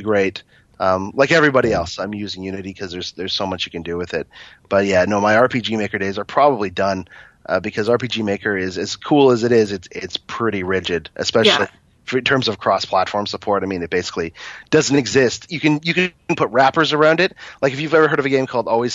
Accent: Toronto, Ontario, Canada; I was born and raised here

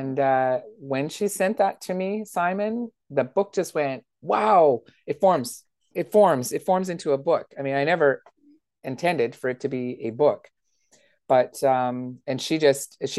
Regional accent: Timmins, Ontario, Canada; my hometown

